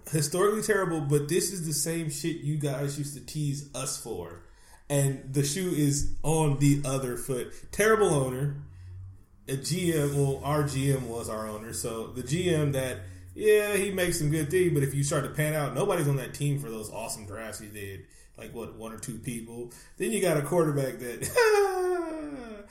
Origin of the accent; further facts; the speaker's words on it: Bay Area, California, United States; I'm not even from Northern California. I'm from the Bay Area